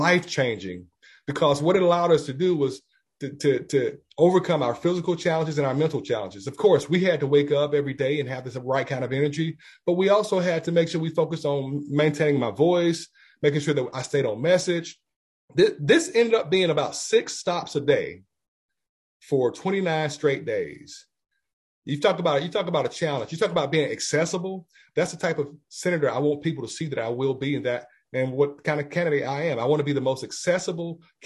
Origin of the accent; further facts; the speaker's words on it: Georgia, United States; also born or lived in Macon, Georgia / Mableton, Georgia; I'm born and raised in Georgia